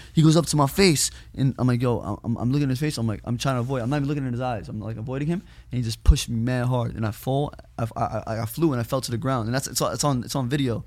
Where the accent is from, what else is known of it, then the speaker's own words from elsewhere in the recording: New York, United States; I'm from New York